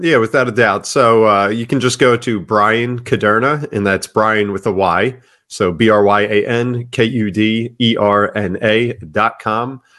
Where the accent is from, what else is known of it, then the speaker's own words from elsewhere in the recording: Ocean Township, New Jersey, United States; I grew up in Ocean Township, New Jersey